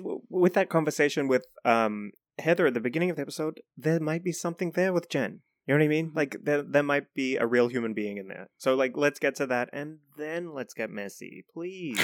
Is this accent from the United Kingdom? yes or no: no; New Zealand; I'm from New Zealand